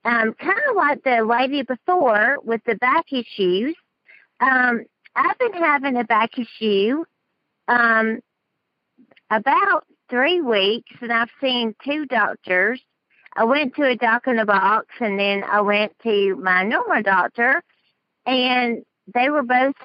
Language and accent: English; Dallas, Texas, United States; accent: southern; I'm from Dallas, Texas.